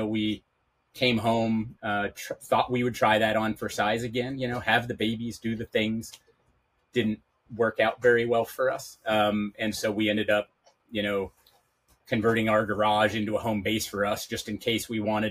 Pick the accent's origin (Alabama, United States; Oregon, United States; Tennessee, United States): Oregon, United States; Portland; moved away as an adult; We're originally from Portland, Oregon